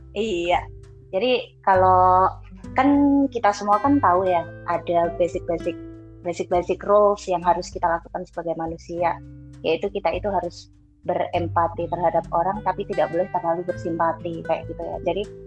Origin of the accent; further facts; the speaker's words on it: Surakarta, Central Java, Indonesia; kampungku aja yang udah di pasar Kliwon notabene uh, Solo